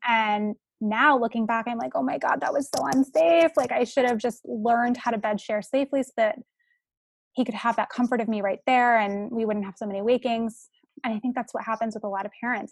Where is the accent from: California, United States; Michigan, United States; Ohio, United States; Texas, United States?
California, United States; San Francisco; I'm from San Francisco